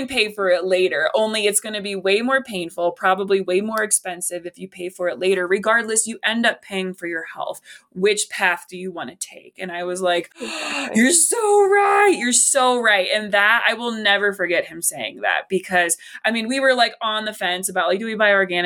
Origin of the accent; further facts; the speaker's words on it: West Virginia, United States; I love my home state, but like, it's a meat and potatoes kind of state